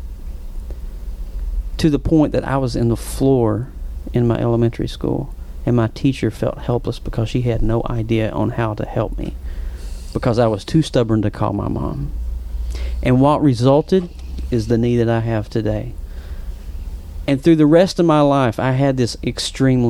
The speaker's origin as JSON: {"language": "English", "town": "Whitesburg", "region": "Kentucky", "country": "United States", "tie": "born or raised there", "accent": "Appalachian", "said": "mom was a homemaker, dad was a coal miner, 30 some years in the coal mines, right in the foothills of the Appalachians, right in good old Whitesburg, Kentucky"}